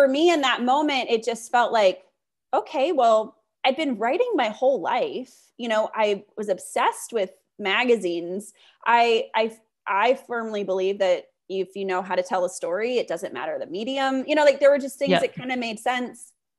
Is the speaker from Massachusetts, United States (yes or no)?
no; California, United States; cause I'm from Northern California. Perfect. So I was like, I can move home